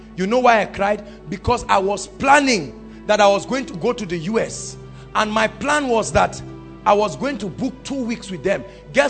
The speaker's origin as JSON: {"language": "English", "town": "Zaria", "region": "Kaduna State", "country": "Nigeria", "said": "I came from Zaria with a hunger."}